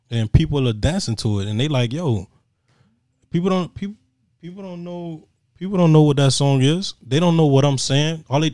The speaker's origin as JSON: {"language": "English", "town": "Miami", "region": "Florida", "country": "United States", "tie": "born there", "said": "Nope, I was born in Jackson South. Right in Overtown."}